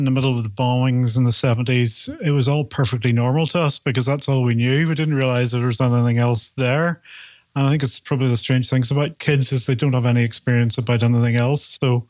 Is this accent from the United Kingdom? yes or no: yes; Belfast, Northern Ireland, United Kingdom; I'm from Belfast, Northern Ireland